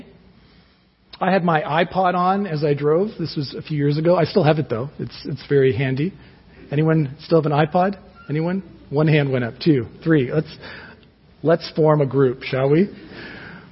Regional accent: Toronto, Ontario, Canada; moved away as an adult; now in Guelph, Canada; we're from Toronto, and we've been in Guelph for 9 years now

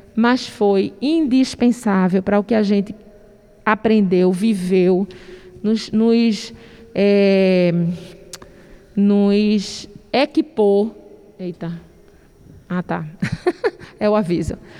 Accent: Brazil; moved away as an adult; also born or lived in Bangladesh; Nós, os únicos brasileiros

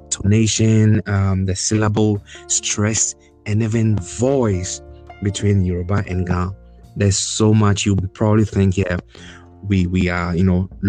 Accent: Accra, Greater Accra, Ghana; I was born and bred in Accra. And per our oral history, it is purported that we migrated all the way from Ile-Ife wow. in Nigeria. So one way or the other, we are related to the Yoruba people.

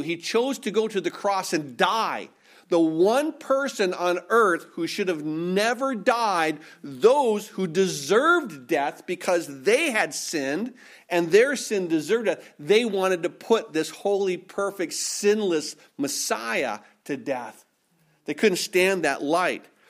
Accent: Minnesota, United States; I was born and raised in Minnesota

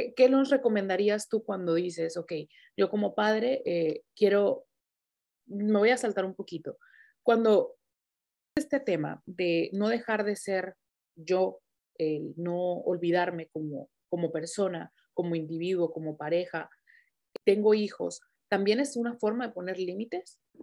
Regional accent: Mexico; moved away; yo soy mexicana

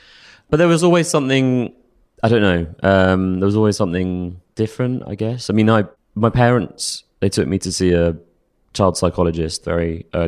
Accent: Stanmore, London, United Kingdom; Yeah, I grew up in Stanmore, grew up mum, dad, older brother.

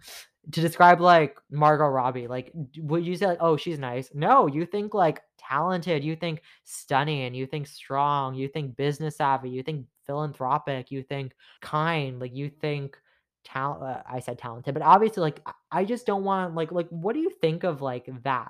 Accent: Toronto, Ontario, Canada; I'm from Toronto, Canada

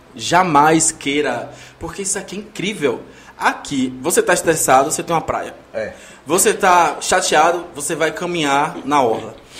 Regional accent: Northeast Brazil, Brazil; also born or lived in Salvador, Bahia; eu sou nordestino.

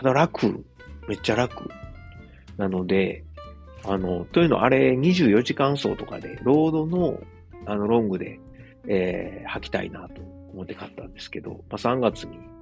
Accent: Osaka, Japan; moved away as an adult; now in Germany; 自分の実 家であるですね、駒川あずまや、はい、親父とおかんがやってる、えー、大阪駒川いうところ

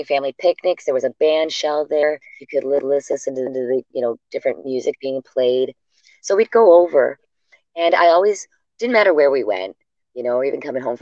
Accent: Hamilton, Ontario, Canada; born or raised there; also born or lived in Sudbury, Ontario / Kingston, Ontario

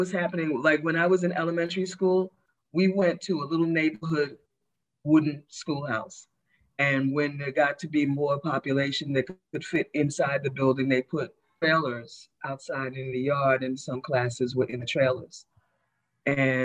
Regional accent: New York City, New York, United States; also born or lived in East Meadow, Long Island / Brooklyn; I was born in East Meadow, Long Island. So I was born out in Long Island. Okay. I was raised in Queens and I live in Brooklyn

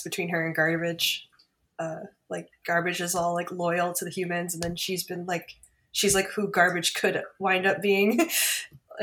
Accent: Michigan, United States; I'm from Michigan

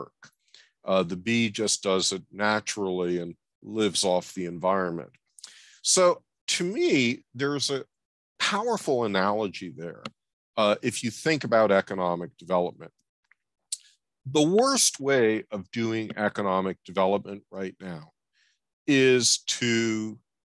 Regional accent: New York, United States; I grew up in New York, late 1950s, early 1960s

